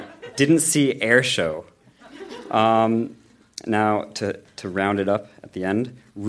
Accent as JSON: {"language": "English", "country": "United States", "said": "I'm from the States, where speaking French might get you a nickname."}